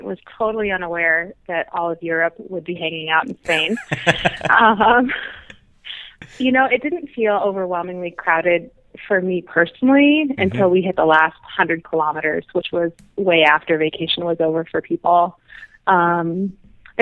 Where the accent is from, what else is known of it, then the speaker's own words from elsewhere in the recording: United States; as an American